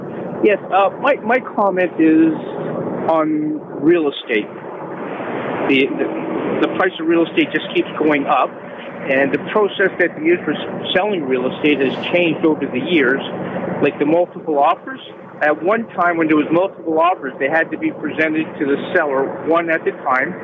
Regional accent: Toronto, Ontario, Canada; moved away; I was born and raised in Toronto. I love Toronto. I still think of it as my home.

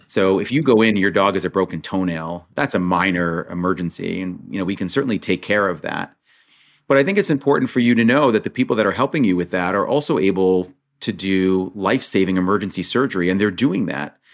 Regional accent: Monsey, New York, United States; also born or lived in Israel; I grew up in Muncie, New York

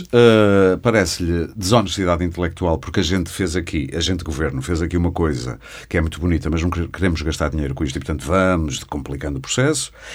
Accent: Porto, Norte, Portugal; Eu sou do Porto

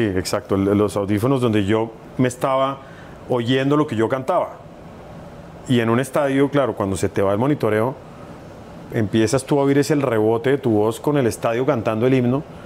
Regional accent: Bogotá, Colombia; en Bogotá, que es de donde yo soy

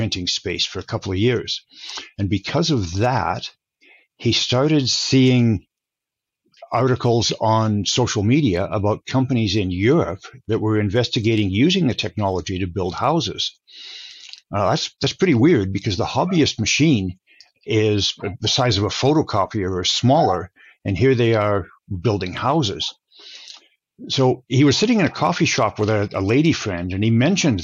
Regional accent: Alberta, Canada; I grew up in Alberta, Canada

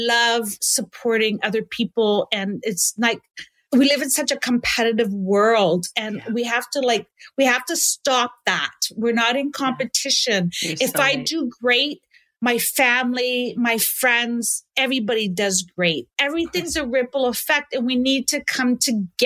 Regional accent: Canada; I love that I'm Canadian. I want to stay in Canada

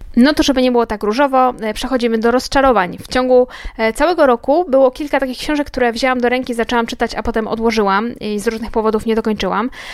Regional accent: Łódź, Łódź Voivodeship, Poland; ja się urodziłam w Łodzi i mieszkam w Łodzi całe życie

